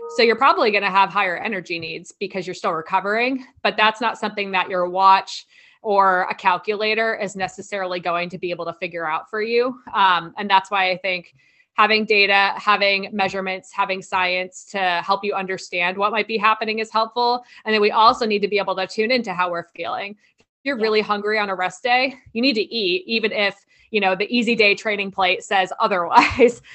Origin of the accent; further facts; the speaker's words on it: like New York area, New Jersey, United States; I'm from the New Jersey, like New York area